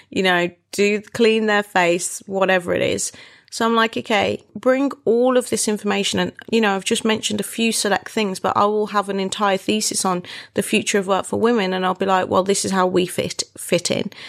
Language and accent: English; Wolverhampton, West Midlands, United Kingdom; moved away; My hometown.